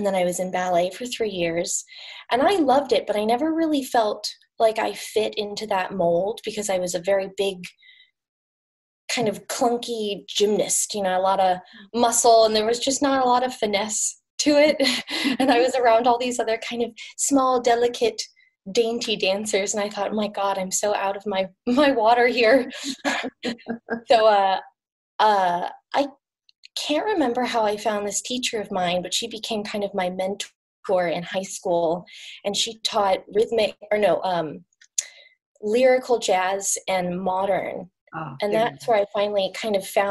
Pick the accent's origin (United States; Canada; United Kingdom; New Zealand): United States; Portland; now in Palo Alto, United States; I grew up in Portland